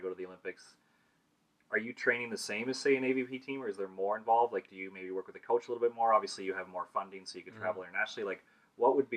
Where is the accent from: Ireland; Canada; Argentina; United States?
Canada; as a Canadian